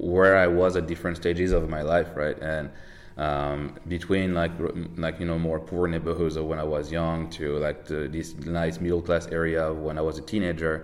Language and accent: English; Paris, Île-de-France, France; I'm from France, like born and raised in Paris